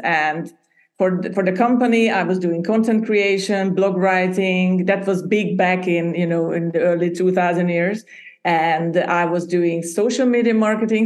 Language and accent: English; Hungary; English is a second language; moved away as an adult; also born or lived in Budapest, Hungary / Denmark; I was born and raised in Hungary, in Central Europe.